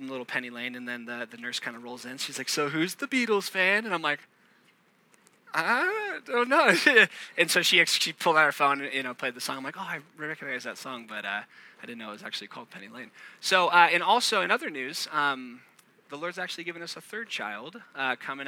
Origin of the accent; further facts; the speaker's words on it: Orange County, Southern California, United States; I'm from Southern California, down in Orange County. I live in San Clemente